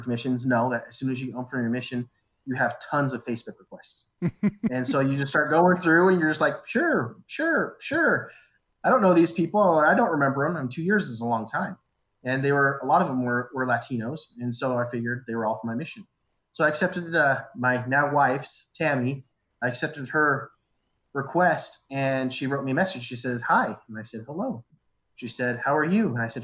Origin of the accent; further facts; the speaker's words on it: Riverton, Utah, United States; also born or lived in Pocatello, Idaho / Salt Lake City, Utah; born in Pocatello, Idaho, moved to Salt Lake City when I was 5 or 6. Then after that, I grew up in Riverton for pretty much my entire life